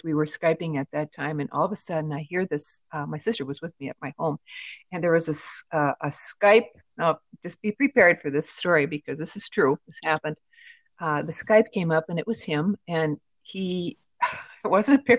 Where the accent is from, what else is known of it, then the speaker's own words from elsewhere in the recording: Midwest, United States; now in Southwest, United States; I'm from the Midwest originally, but I moved out to the Southwest